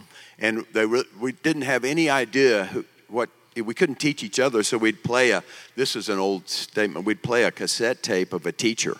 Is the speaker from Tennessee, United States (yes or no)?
no; Tulsa, Oklahoma, United States; I was born in Tulsa